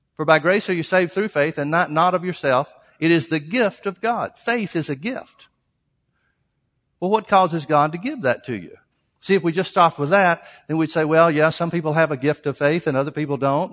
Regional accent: Birmingham, Alabama, United States; Southern Baptist church, Birmingham, Alabama, Southern Baptist church that I grew up

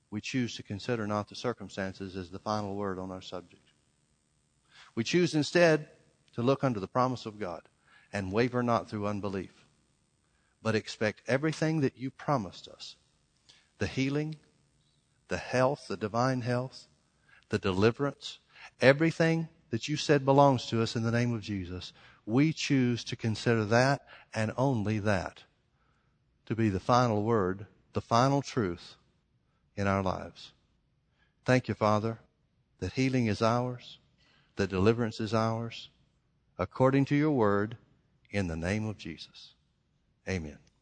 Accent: the South, United States; I grew up in the South

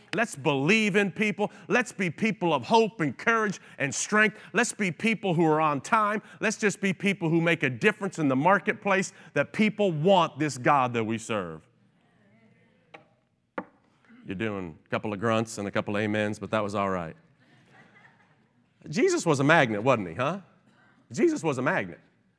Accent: Kingsport, Tennessee, United States; also born or lived in Long Island / Cleveland / New Jersey; I was born in Long Island, New York, and then we moved to Cleveland, Ohio, and then back to upstate New Jersey while he worked in the city, and then down to Kingsport, Tennessee, where I spent most of my life growing up.

